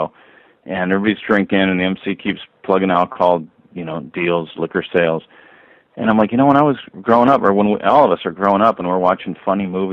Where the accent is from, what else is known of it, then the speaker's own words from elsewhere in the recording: Orange County, California, United States; I grew up in Orange County, California